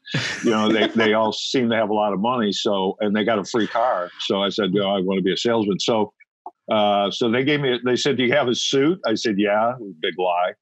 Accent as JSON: {"language": "English", "region": "Ohio", "country": "United States", "said": "I'm originally from Ohio, so in an urban area in Ohio."}